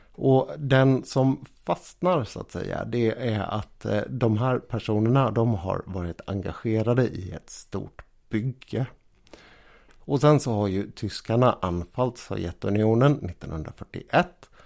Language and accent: Swedish; Sweden; vi svenskar